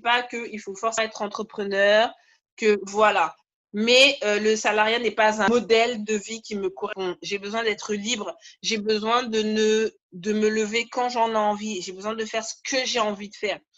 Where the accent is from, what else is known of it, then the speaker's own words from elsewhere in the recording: Guadeloupe; je suis Guadeloupéenne